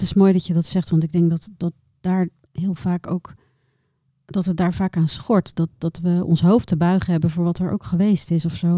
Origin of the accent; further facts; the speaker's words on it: Bangladesh; also born or lived in Rotterdam, Netherlands; now in Netherlands; Ik ben in Bangladesh geboren